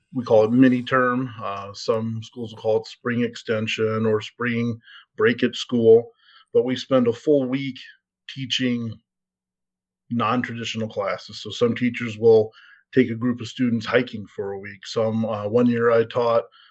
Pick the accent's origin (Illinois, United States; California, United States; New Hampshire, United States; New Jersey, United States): Illinois, United States; Central; I grew up in Central Illinois